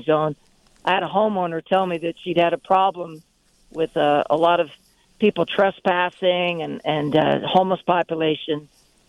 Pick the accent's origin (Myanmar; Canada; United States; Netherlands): United States; Yuma, Arizona; I'm from Yuma. I lived in Yuma for many years.